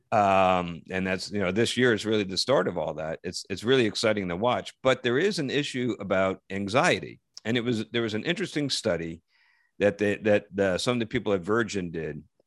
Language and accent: English; Parsippany, New Jersey, United States; my hometown